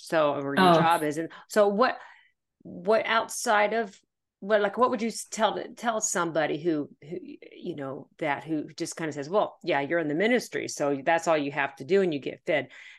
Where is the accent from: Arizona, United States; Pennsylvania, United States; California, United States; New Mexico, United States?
Pennsylvania, United States; born there; now in Arkansas, United States; I'm now living in the state of Arkansas. I was born in Pennsylvania, so I've always been a Yankee.